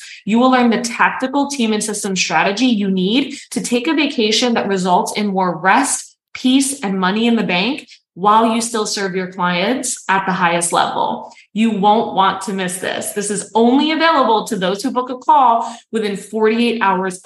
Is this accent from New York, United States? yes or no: yes; New York City, New York, United States